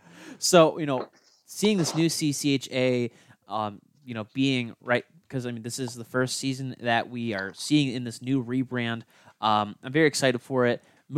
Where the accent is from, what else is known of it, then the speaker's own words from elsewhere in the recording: Lower Peninsula of Michigan, United States; I'm from the Lower Peninsula of Michigan.